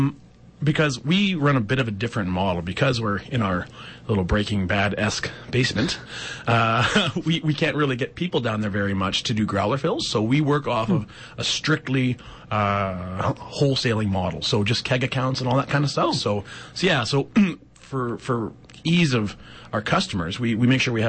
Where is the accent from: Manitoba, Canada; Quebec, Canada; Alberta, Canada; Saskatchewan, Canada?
Saskatchewan, Canada; Regina; we're four homebrewers from Regina, Saskatchewan.